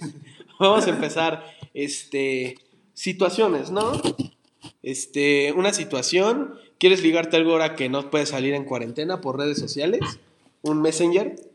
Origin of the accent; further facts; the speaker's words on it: Mexico; nosotros siendo como mexicanos una raza chiquita